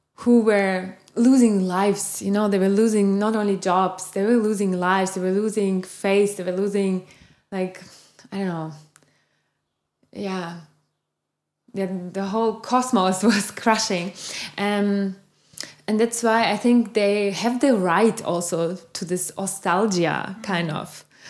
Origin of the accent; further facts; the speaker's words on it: eastern Germany, Germany; When we came here in the 90s, I grew up in Eastern Germany